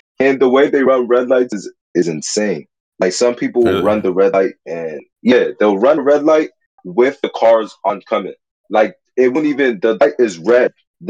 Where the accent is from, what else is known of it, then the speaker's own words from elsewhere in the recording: Fairfax, Virginia, United States; also born or lived in Stafford-Fredericksburg, Virginia; now in Fredericksburg, United States; So, I was born in Fairfax Hospital. Fairfax is in Nova. That's the DMV. Mm-hmm. So we moved. Right now, I live in the Stafford-Fredericksburg area. So I'm out of the DMV right now. I'm not part of it.